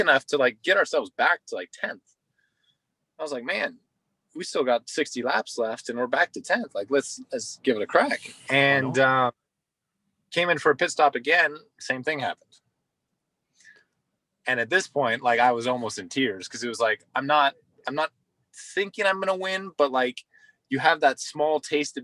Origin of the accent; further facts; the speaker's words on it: United States; as an American at my home race